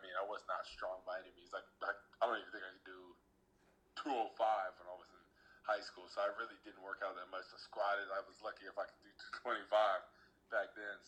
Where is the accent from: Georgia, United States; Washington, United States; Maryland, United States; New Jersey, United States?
New Jersey, United States; I'm from New Jersey